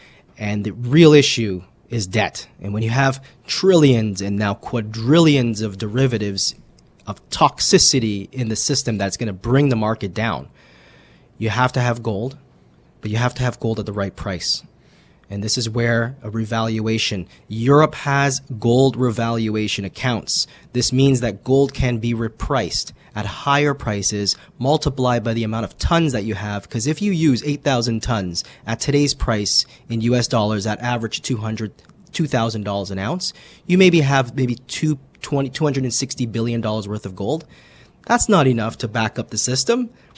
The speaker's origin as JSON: {"language": "English", "country": "Canada", "said": "for Canadians being being Canadian, we're going to, you know, take a little bit more for Canadians."}